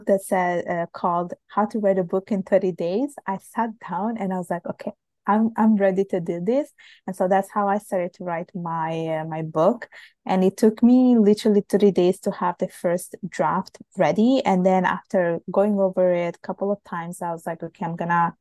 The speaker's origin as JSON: {"language": "English", "country": "Italy", "tie": "born or raised there", "moved": "yes", "lives_now": "Montreal, Canada", "said": "my parents are from Bangladesh, and I was born and raised in Italy"}